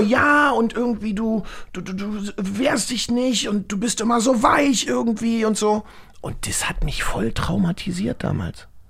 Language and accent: German; Berlin, Germany; ich bin ja aus dem Osten